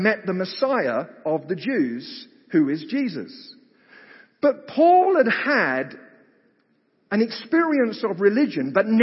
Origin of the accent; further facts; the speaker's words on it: United Kingdom; moved away; I grew up in Britain